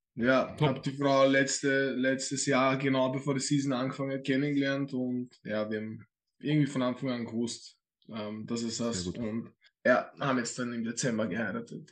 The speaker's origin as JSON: {"language": "German", "region": "Vienna", "country": "Austria", "tie": "born or raised there", "said": "ich werde den Vollwiener raushängen lassen"}